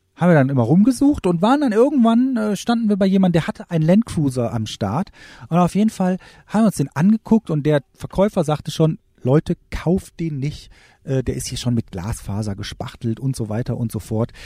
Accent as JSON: {"language": "German", "country": "Germany", "said": "bei uns in Deutschland"}